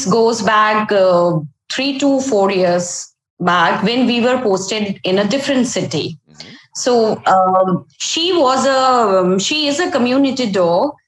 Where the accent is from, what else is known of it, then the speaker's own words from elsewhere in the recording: Ahmedabad, Gujarat, India; I'm from Ahmedabad. It's a very beautiful city, and it's summers now, so hot climate